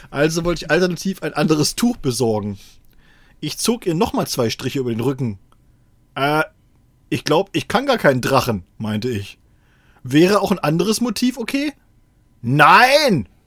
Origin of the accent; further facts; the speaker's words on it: Saxony-Anhalt, Germany; Wir sind aus Sachsen-Anhalt in den Westen gefahren und unser erster Stopp war in Seesen.